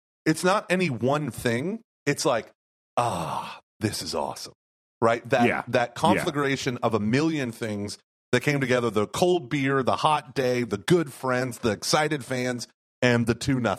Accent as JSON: {"language": "English", "town": "Houston", "region": "Texas", "country": "United States", "said": "Well, we are from Houston."}